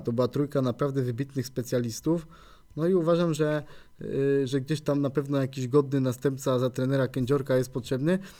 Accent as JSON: {"language": "Polish", "town": "Poznań", "region": "Greater Poland", "country": "Poland", "said": "była wuchta, jak tutaj się mówi u nas w Poznaniu"}